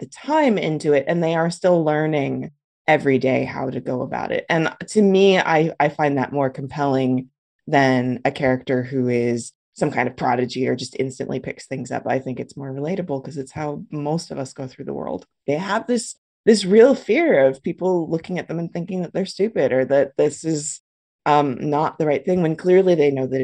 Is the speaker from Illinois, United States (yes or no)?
no; Los Angeles, California, United States; moved away as an adult; also born or lived in San Francisco; now in Humboldt County, United States; I grew up in Los Angeles. I was, born and bred there